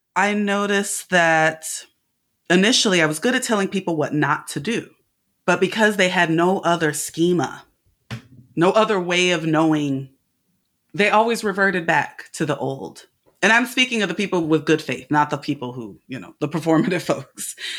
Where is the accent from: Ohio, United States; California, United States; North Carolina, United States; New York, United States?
California, United States; I'm from California